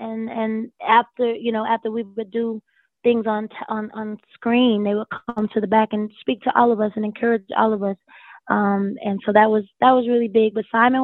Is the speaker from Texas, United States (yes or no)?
no; High Point, North Carolina, United States; moved away; I was the country girl. I was the Southern girl. I was from High Point, North Carolina, and had never really seen anything on that level